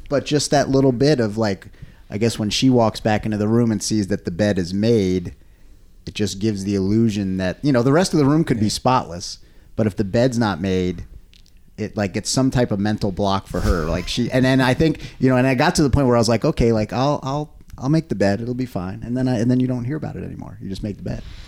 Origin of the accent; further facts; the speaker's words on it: United States; i am an American and I grew up in America.